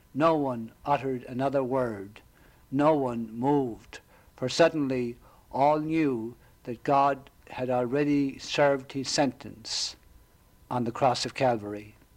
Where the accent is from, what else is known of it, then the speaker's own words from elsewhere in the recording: Ireland; now in Florida, United States; I grew up in Southern Ireland